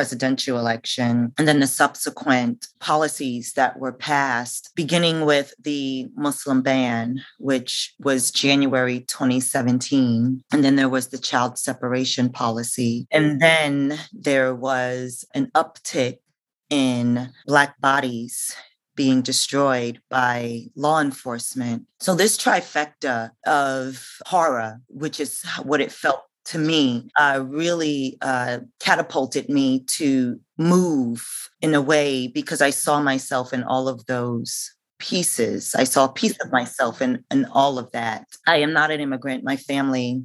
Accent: New York City, New York, United States; I am a New Yorker, born and bred.

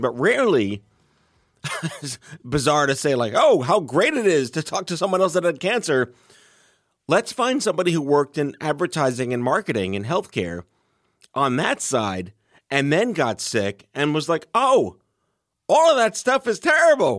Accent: New York City, New York, United States; I grew up on on Staten Island

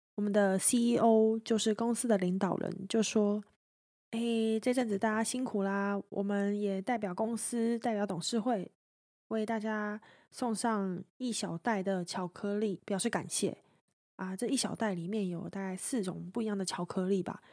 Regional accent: Taiwan; 我来自台湾

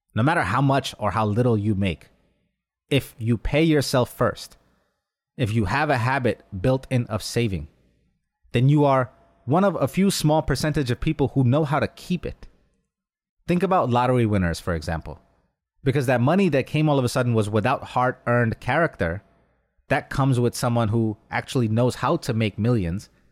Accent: New York, United States; Growing up in New York, a short drive from Atlantic City casino trips

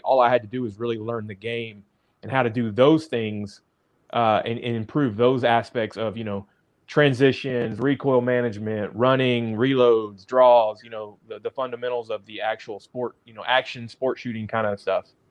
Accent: Dallas, Texas, United States; also born or lived in Amarillo, Texas; now in Arkansas, United States; I grew up in Dallas

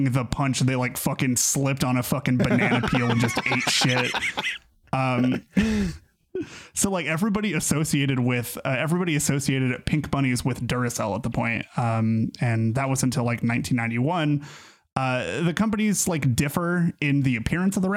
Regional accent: United States; I'm from America

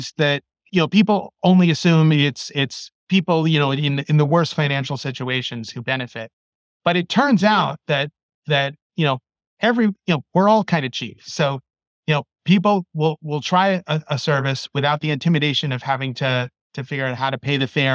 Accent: New York City, New York, United States; moved away; I grew up in New York City

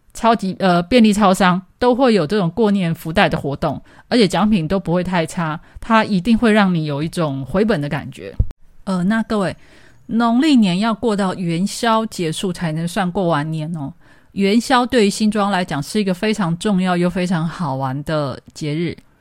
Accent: Xinzhuang, New Taipei, Taiwan; 那在新庄这边的话，由于我是在老社区长大

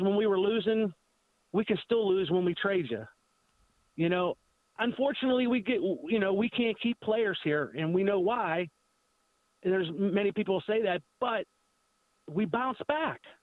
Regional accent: Pittsburgh, Pennsylvania, United States; I'm from the Pittsburgh area.

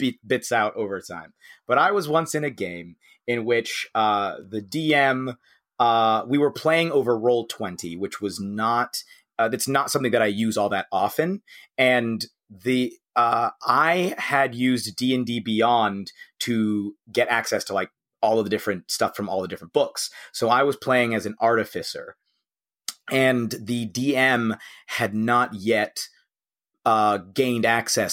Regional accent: United States; also born or lived in United Kingdom

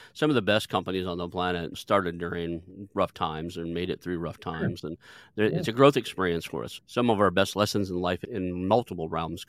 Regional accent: Tulsa, Oklahoma, United States; Were you aware that I'm from Tulsa?

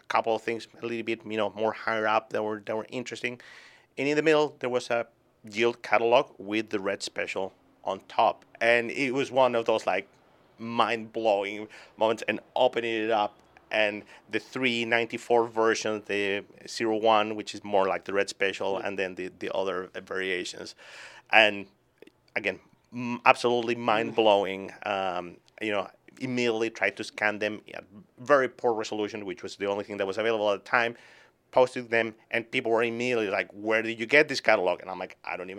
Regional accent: Chile; moved away as an adult; also born or lived in Boston, United States; now in New Hampshire, United States; I was born and raised in Chile.

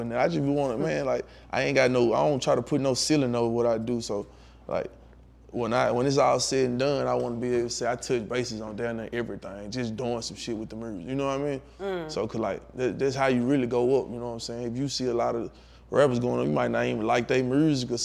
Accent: Tutwiler, Mississippi, United States; I'm from Tutwiler, Mississippi. Mm-hmm. Like, better known Trick City, I got it tattooed on my arm and shit, man. Like, I'm a real Trick City baby

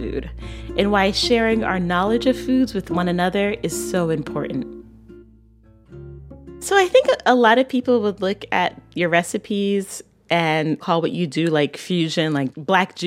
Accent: Barbados; I'm from Barbados

